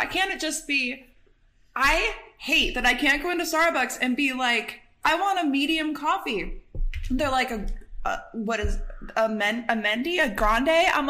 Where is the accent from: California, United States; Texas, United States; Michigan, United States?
Michigan, United States; I grew up in Michigan, but I had like family in New York State, not in like Manhattan area